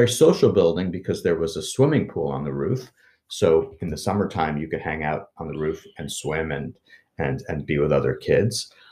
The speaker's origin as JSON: {"language": "English", "town": "New York City", "region": "New York", "country": "United States", "tie": "born or raised there", "said": "I loved growing up in New York City."}